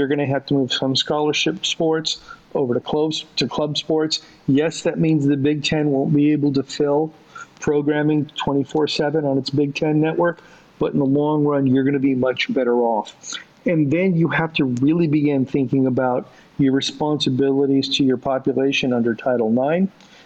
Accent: Southern California, United States; I grew up in Southern California

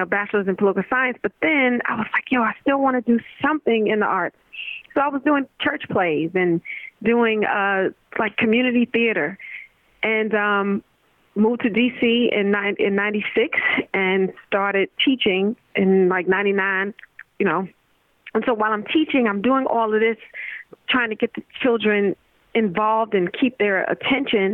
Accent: New York, United States; moved away; also born or lived in Virginia / Washington, D.C.; I'm a native New Yorker. I was born and raised born in New York, and then I moved to Virginia

